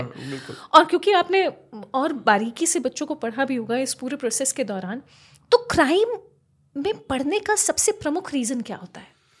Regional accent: Kota, Rajasthan, India

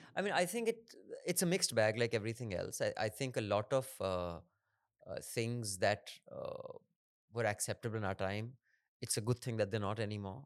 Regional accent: Dehradun, Uttarakhand, India; I grew up in Dehradun.

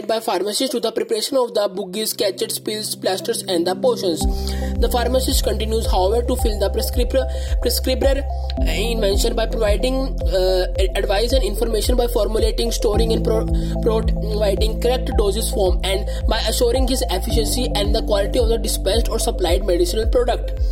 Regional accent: India; I am from India

